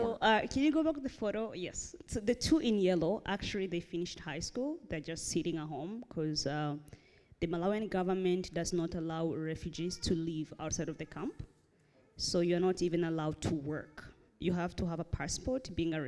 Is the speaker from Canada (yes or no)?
no; Burundi; born there; So I was born in Burundi